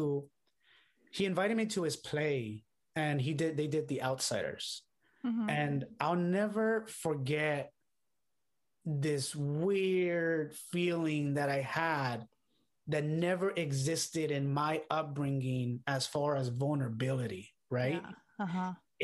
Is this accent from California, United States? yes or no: yes; Los Angeles, California, United States; also born or lived in London; I grew up in Boyle Heights, California, which is here in like near downtown Los Angeles.